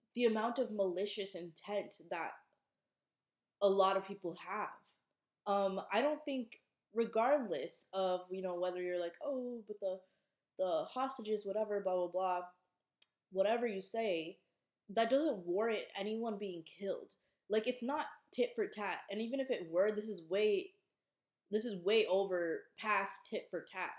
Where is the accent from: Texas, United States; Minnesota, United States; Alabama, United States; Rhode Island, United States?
Minnesota, United States; moved away as an adult; now in Boston, United States; I was home for a couple weeks over the holidays in Minnesota